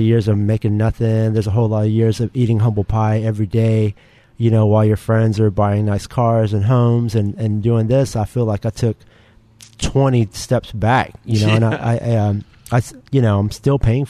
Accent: United States; I'm Asian American

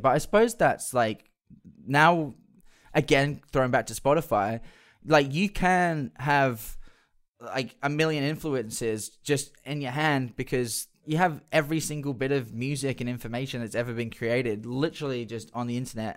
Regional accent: Perth, Western Australia, Australia; when we were growing up in Perth.

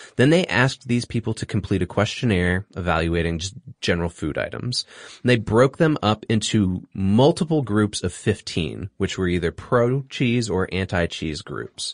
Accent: Singapore; moved away; I grew up in Singapore.

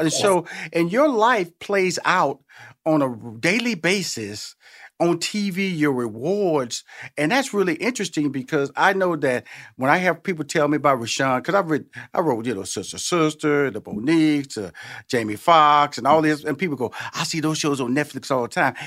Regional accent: Houston, Texas, United States; And I'm from Houston, Texas, okay? So I'm from Tex Mex, I'm from Selena country

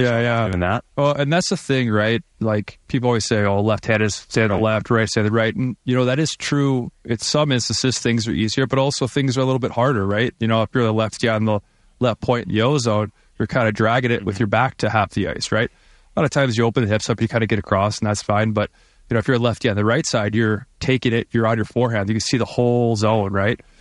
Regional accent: Michigan, United States; now in Vancouver, Canada; I'm from Michigan

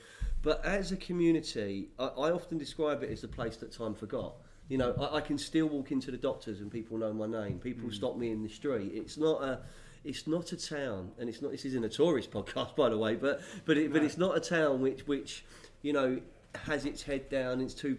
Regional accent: London, United Kingdom; moved away as an adult; now in Lewes, United Kingdom; We're East Sussex, but you know, but you know, I would say I'm an adopted Louisian. I'm not really a DFL because I would say I'm down from Fulham, so I'm probably a DF. I'm probably a DFF. But we made Lewes our home 10 years ago

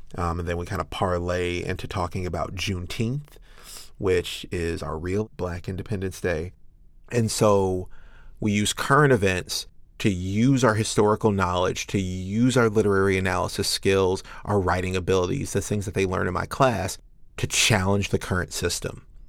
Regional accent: Chicago, Illinois, United States; I'm a Chicago boy through and through

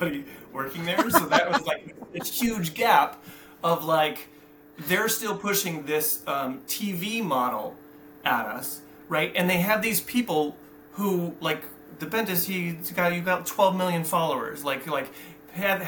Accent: California, United States; also born or lived in Oceanside, California; They say that I'm from Oceanside, which is where I was born. I technically am from Oceanside and grew up in California.

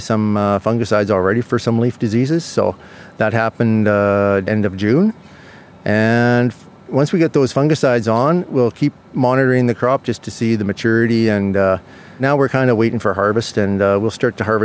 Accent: Red Deer County, Alberta, Canada; I'm from Red Deer County, Alberta, Canada. Our farm started in 1929 here

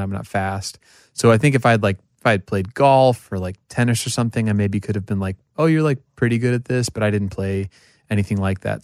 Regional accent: Oklahoma, United States; I'm from Oklahoma

